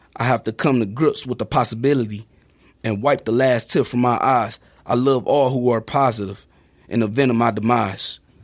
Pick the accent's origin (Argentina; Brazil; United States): United States; Houston, Texas; now in Sheboygan, United States; my community that I grew up